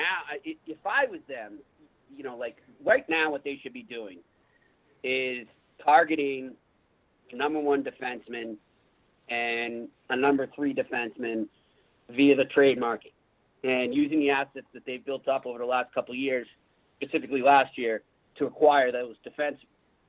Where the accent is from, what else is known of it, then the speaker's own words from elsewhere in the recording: Boston, Massachusetts, United States; I grew up around Boston in the 80s